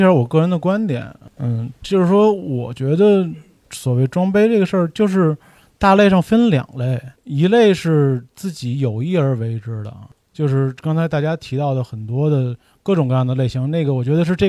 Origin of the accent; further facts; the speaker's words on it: Beijing, China; 就好像我刚才提到的，我是北京的，